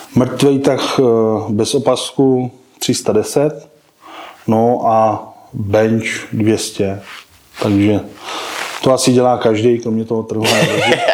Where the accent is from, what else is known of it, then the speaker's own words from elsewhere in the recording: Czechia; u nás v Čechách